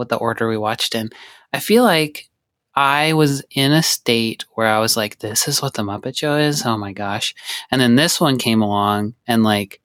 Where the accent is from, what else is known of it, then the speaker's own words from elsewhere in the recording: Montana, United States; also born or lived in Alabama; I was born in Alabama and grew up in Montana